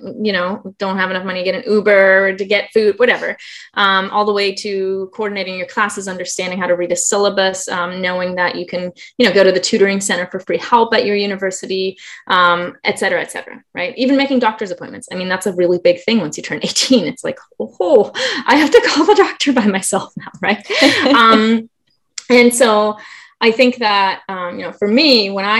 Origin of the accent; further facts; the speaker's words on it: Germany; now in Southern California, United States; I can't help but be born and raised in Germany.